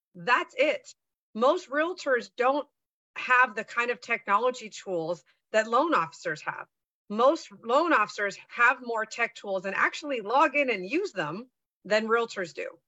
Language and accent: English; San Francisco Bay Area, California, United States; I grew up in the San Francisco Bay Area